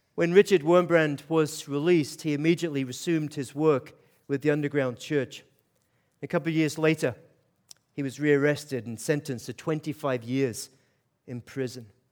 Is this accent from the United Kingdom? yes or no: yes; Aberdeen, Scotland, United Kingdom; I am from Scotland. Grew up in Aberdeen, Scotland. So I've got to kind of give you an explanation for the accent